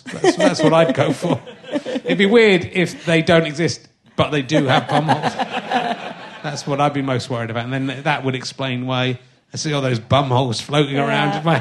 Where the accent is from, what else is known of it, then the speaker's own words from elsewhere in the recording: Cheddar, South West England, United Kingdom; I grew up in Somerset